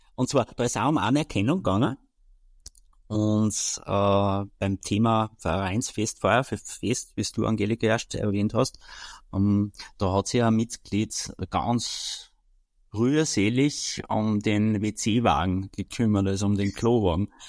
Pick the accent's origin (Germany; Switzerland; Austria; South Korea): Austria